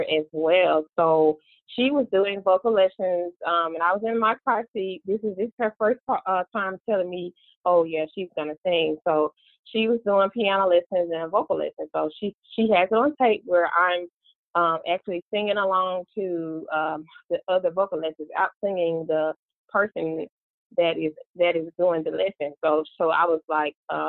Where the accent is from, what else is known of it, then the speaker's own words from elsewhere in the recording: Memphis, Tennessee, United States; also born or lived in Georgia; now in Atlanta, United States; I was raised in Memphis, Tennessee, born in Georgia, back in Georgia now.